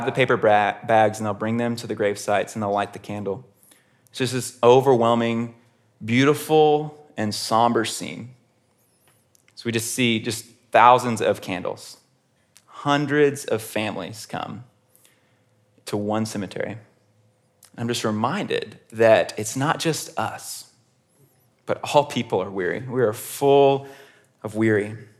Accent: Houston, Texas, United States; I grew up in Houston, Texas, which is about an hour away from College Station, Texas.

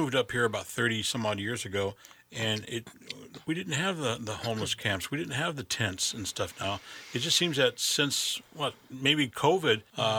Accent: Denver, Colorado, United States; moved away; I'm from Denver originally

